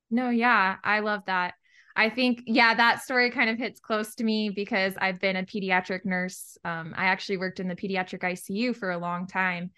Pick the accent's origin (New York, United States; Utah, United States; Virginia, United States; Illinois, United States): Virginia, United States; moved away; I'm originally from Virginia on the East Coast, just a little town about forty-five minutes southwest of D C